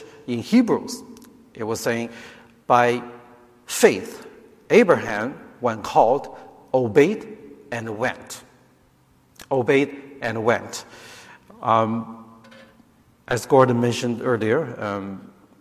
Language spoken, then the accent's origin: English; China; now in United States; I grew up in China, so my family came here way back in 1987 as immigrants.